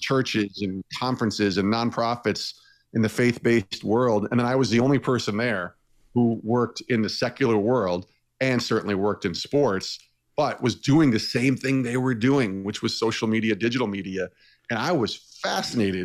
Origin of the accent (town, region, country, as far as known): Albany, New York, United States; born or raised there; moved away as an adult